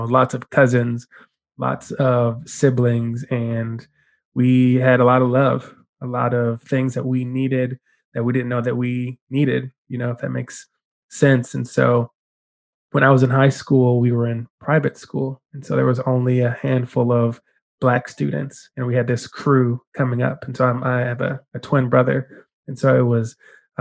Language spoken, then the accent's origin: English; Denver, Colorado, United States; moved away as an adult; now in California, United States; So I'm originally from Denver, Colorado, born and raised Denver native.